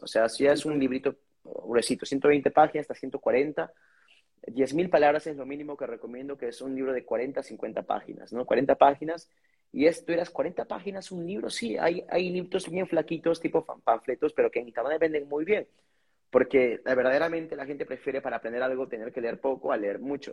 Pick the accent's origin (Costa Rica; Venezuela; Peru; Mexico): Peru; Lima; Yo soy una persona de San Juan de Uribancho, común y corriente